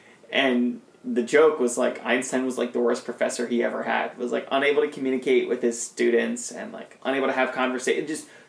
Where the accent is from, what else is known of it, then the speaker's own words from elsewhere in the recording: across the border from Trenton, New Jersey, Pennsylvania area, United States; I grew up actually 20 minutes away from Princeton's campus.